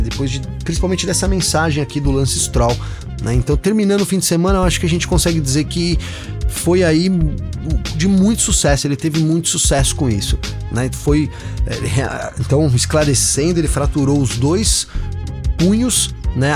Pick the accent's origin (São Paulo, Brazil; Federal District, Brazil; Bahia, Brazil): São Paulo, Brazil; São Bernardo do Campo; eu sou de São Bernardo